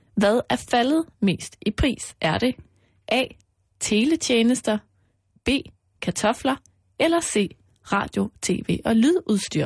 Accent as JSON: {"language": "Danish", "country": "Denmark", "said": "her hjemme i Danmark"}